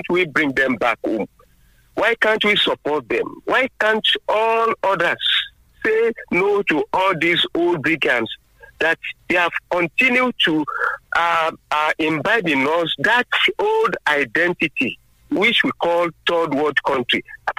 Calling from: Abeokuta, Ogun State, Nigeria; from Abeokuta.

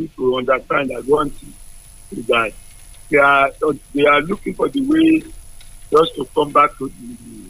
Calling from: New York City, New York, United States; I'm calling from New York City.

